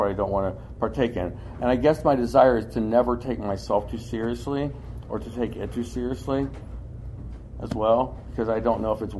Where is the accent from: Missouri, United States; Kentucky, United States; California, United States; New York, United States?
Kentucky, United States; I grew up doing construction. I'm from Kentucky, and there's a big southern part of me.